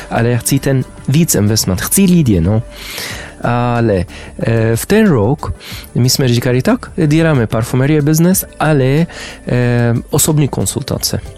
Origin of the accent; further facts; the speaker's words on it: Amman, Amman Governorate, Jordan; Czech is a second language; also born or lived in Damascus, Syria / Saudi Arabia / Spain / France; now in Czech Republic; Eh, jsem z Jordánska, zamanu, ale mm, bydlili jsem e, v Syrii Damask e, od 1990 e, do 2000, mm. potom v Saudské Arabii, potom ve Spain a Francie, ale teď ve České republice.